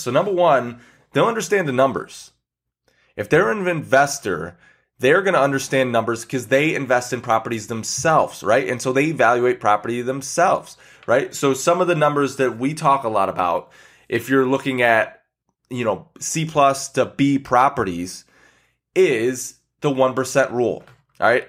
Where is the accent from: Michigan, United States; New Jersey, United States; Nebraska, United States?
Michigan, United States; I'm from Michigan, so, you know, we have lakes around us